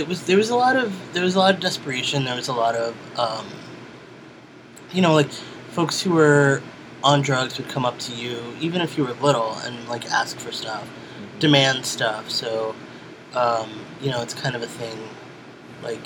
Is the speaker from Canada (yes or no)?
no; New York City, New York, United States; I was born in Brooklyn, New York